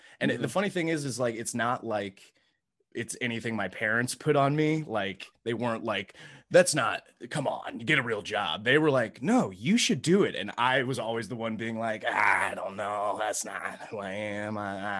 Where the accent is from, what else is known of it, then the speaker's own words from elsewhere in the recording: Indianapolis, Indiana, United States; So yeah, I grew up from I'm from originally from Indianapolis, Indiana.